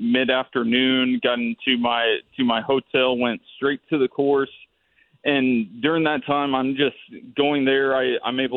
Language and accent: English; Broken Arrow, Oklahoma, United States; I grew up in Broken Arrow, Oklahoma